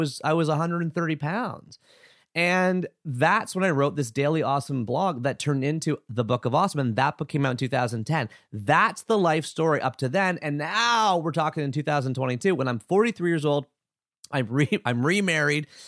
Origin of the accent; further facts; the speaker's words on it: Oshawa, Ontario, Canada; I was born September seventeenth, seventy-nine, Oshawa, Ontario, Canada